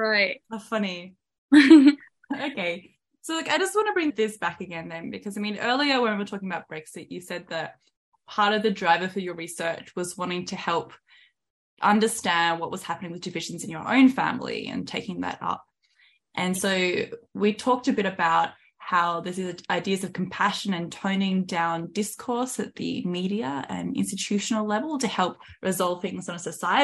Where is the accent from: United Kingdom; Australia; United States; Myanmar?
Australia; as an Australian